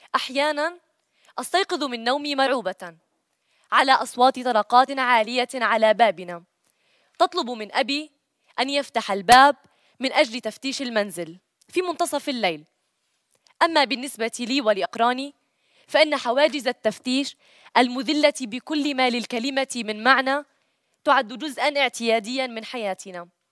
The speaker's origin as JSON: {"language": "Arabic", "region": "West Bank", "country": "Palestine", "said": "وأنا من الضفة الغربية"}